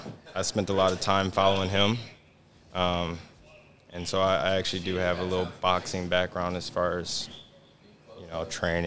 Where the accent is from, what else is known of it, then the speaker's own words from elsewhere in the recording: Flint, Michigan, United States; I am from Flint, Michigan. I've been there my whole entire life. My family is from there. I went to school and I went to high school. It's called Forest Creek High School.